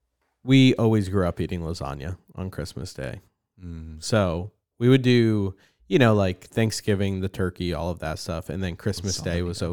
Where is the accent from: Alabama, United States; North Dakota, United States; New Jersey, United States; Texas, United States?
New Jersey, United States; Remember when I say like I grew up in New Jersey?